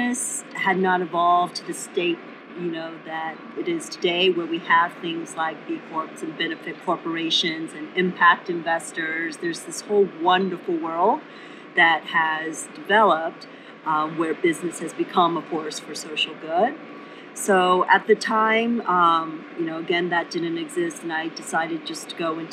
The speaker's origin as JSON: {"language": "English", "country": "South Korea", "tie": "born or raised there", "also_born_or_lived": "Cambridge", "moved": "yes", "said": "originally I was born in South Korea during a time when it was not the economic powerhouse"}